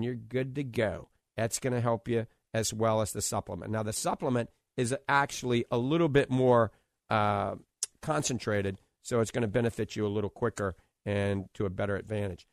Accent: New Orleans, Louisiana, United States; now in Clearwater Beach, United States; I grew up in New Orleans

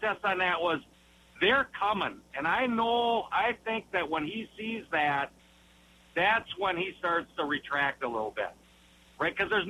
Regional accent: Westby, Wisconsin, United States; moved away; I grew up in Westby, born and raised.

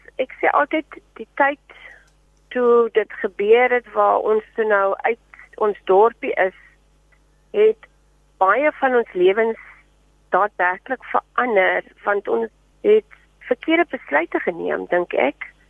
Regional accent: Paternoster, Western Cape, South Africa; ek het groot geword in Paternoster, die klein vissersdorpie

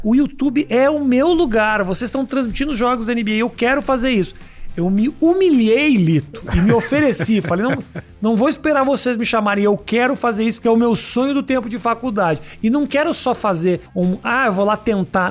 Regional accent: Brazil; moved away as an adult; also born or lived in United States; se um brasileiro vai para os Estados Unidos, como no meu caso, e falo com sotaque

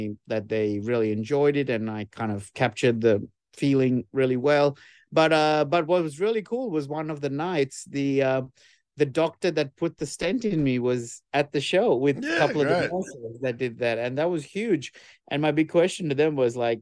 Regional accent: Sri Lanka; now in Australia; when I grew up in Sri Lanka

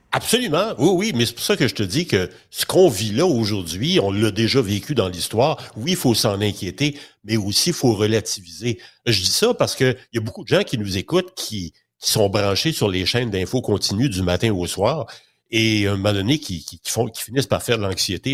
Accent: Quebec, Canada; chez nous au Québec

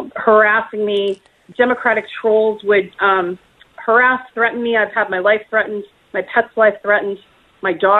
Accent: Wisconsin, United States; I grew up in Wisconsin on a farm

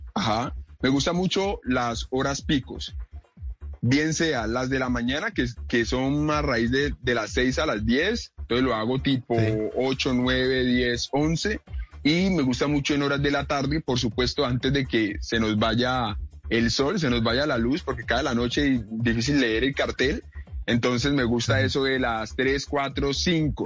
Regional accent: Cali, Valle del Cauca, Colombia; yo soy nativo de aquí de la ciudad de Cali

